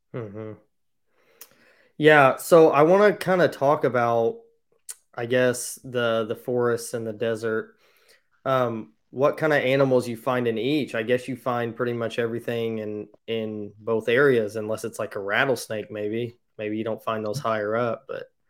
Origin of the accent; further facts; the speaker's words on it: Indiana, United States; I'm from Indiana, so I've never been out that way